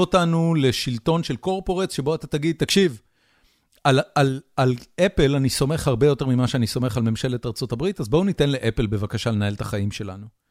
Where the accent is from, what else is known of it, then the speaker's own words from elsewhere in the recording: Haifa, Haifa District, Israel; חיפה לצורך העניין, שהיא אה, עיר הולדתי ואני מכיר אותה יחסית טוב